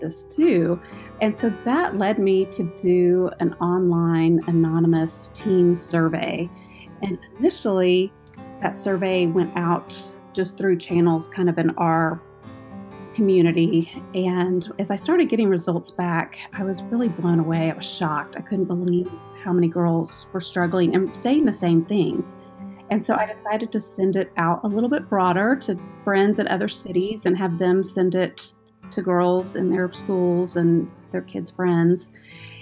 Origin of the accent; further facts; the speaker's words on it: Houston, Texas, United States; moved away as an adult; now in Oklahoma, United States; I grew up in Houston, Texas. I was a Texan my whole life until I moved to Oklahoma about 8 years ago